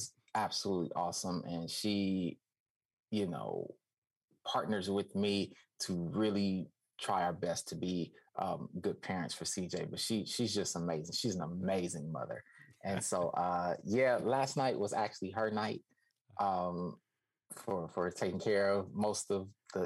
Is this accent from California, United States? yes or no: yes; California, United States; moved away as an adult; also born or lived in Georgia; now in New Jersey, United States; I'm a Californian